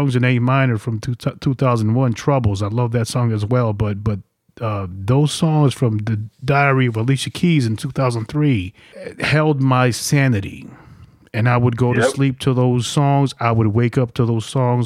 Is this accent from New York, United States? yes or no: yes; New York, United States; I came from New York.